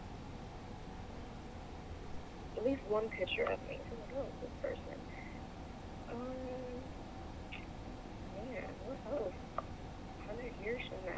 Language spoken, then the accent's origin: English; Midwest, United States; I'm from the Midwest